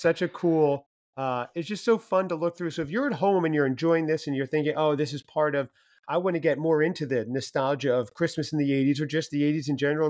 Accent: New Jersey, United States; now in North Carolina, United States; I'm in North Carolina right now, mm-hmm. although I grew up in New Jersey

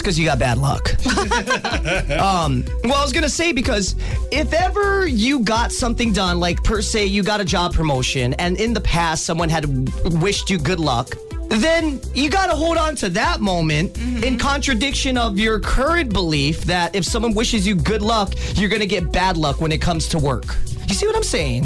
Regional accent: Hawaii, United States; I'm Hawaiian from both, my mom's a quarter, my dad's a quarter makes me a quarter.

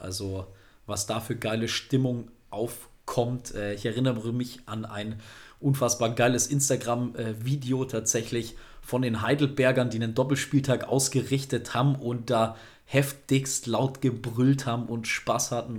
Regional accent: North Rhine-Westphalia, Germany; wir aus NRW sind

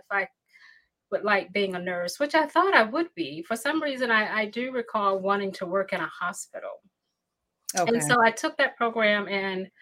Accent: Newnan, Georgia, United States; moved away as an adult; also born or lived in Atlanta, Georgia; now in Illinois, United States; I was born and raised in Noonan, Georgia

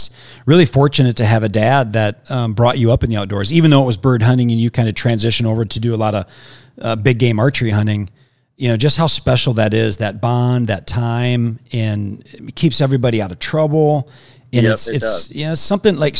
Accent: Wisconsin, United States; moved away as an adult; now in Arizona, United States; I'm in Arizona. I grew up in Wisconsin for 37 years, moved here 7 years ago.

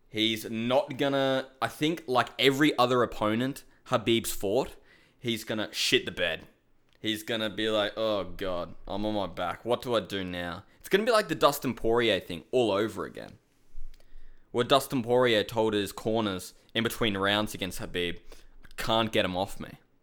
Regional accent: Australia; I'm from Australia.

